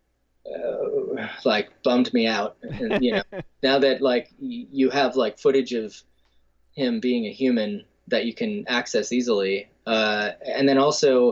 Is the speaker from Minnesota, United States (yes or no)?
yes; Stillwater, Minnesota, United States; I grew up in Stillwater, Minnesota